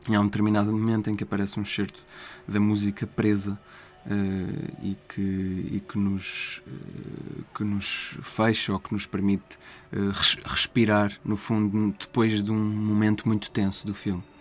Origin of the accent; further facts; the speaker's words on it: Sertã, Centro, Portugal; moved away as an adult; now in Lisbon, Portugal; foi onde eu cresci, eu cresci na, na, na Sertã